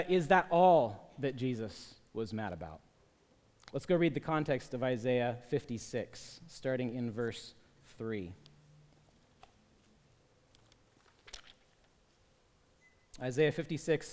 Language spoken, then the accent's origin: English; Portland, Oregon, United States; I grew up in Portland